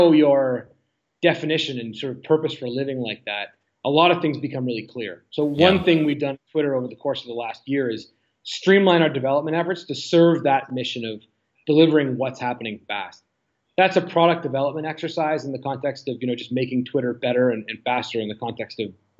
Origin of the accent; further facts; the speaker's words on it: Ottawa, Ontario, Canada; moved away as an adult; now in Toronto, Canada; I'm a proud Canadian, born and raised in Ottawa, now living in Toronto for the last 20 years or so